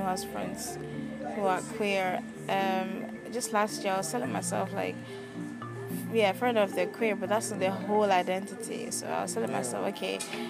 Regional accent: Amsterdam, North Holland, Netherlands; I grew up in Amsterdam

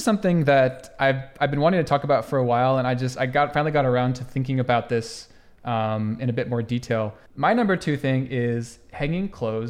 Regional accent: United States; So when I was growing up in the United States, I never saw anybody do this.

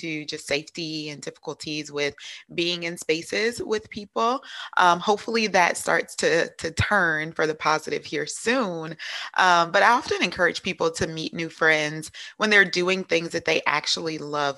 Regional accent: Louisiana, United States; accent: Southern twang; also born or lived in Minnesota; now in South Carolina, United States; I'm from Louisiana, so you may hear a little bit of Southern twang in there, but currently living in South Carolina.

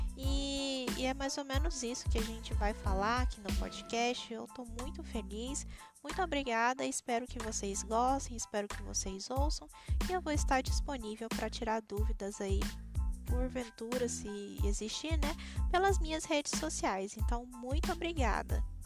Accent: Itumbiara, Goiás, Brazil; now in Paranavaí, Brazil; Eu moro na cidade de Paranavaí, no estado do Paraná, mas sou goiana de Tumbiara, Goiás

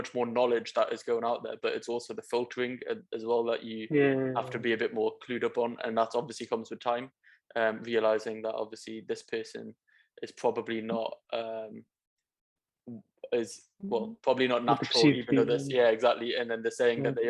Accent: Newcastle upon Tyne, North East England, United Kingdom; I'm from Newcastle, not very many Asians when I was growing up

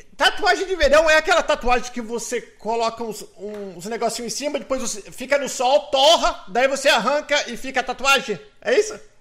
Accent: São Paulo, Brazil; E minha irmã, nós somos de São Paulo

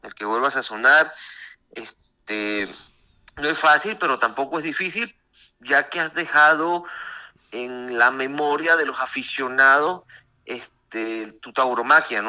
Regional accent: Mérida, Venezuela; now in Mexico; fui a mi país, tomé la alternativa con el maestro Enrique Ponce, de, padrino, y, y, bueno, fui toré algunas corridas en mi país, triunfé en mi alternativa, en Tobar, en Mérida

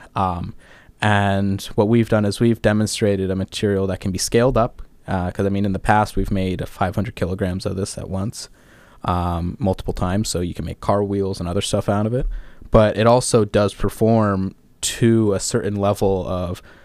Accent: Orange County, California, United States; moved away as an adult; I'm from Southern California, uh, particularly Orange County, California, so just about 20 miles south

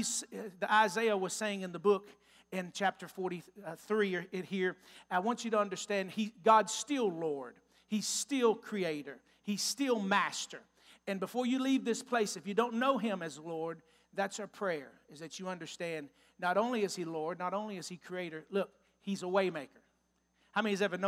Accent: Texas, United States; moved away as an adult; now in Newtown, Ohio, United States; I'm from Texas. If you can't tell from my accent yet, I'm a Texas boy

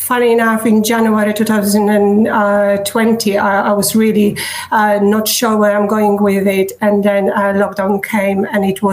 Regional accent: Poland; English is a second language; moved away as an adult; now in Surrey, United Kingdom; I study marketing back in Poland, and I work in marketing.

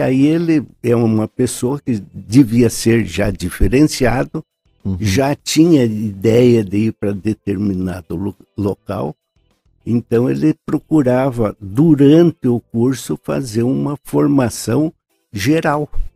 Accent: Ponta Grossa, Paraná, Brazil; also born or lived in Curitiba; Eu nasci nesta rua, em frente da Igreja Nossa Senhora Conceição.

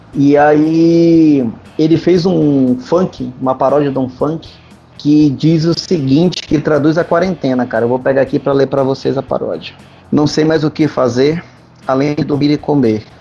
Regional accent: North Region of Brazil, Brazil; como nortista

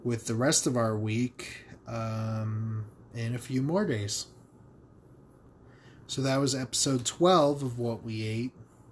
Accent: Connecticut, United States; I'm from Connecticut

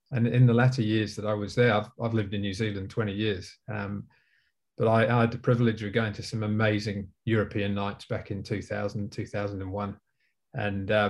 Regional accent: Leeds, Yorkshire and the Humber, United Kingdom; now in Auckland, New Zealand; Well, I was born in Leeds, and um, as a one club city, growing up as a young kid, um, it was Leeds United

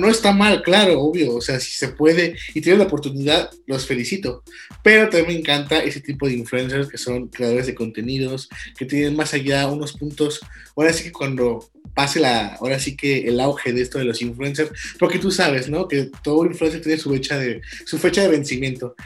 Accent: Guanajuato, Mexico; somos de Guanajuato Capital

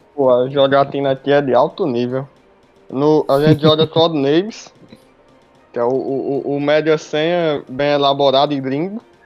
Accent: Juazeiro do Norte, Ceará, Brazil; Eu sou do Ceará, Juazeiro do Norte.

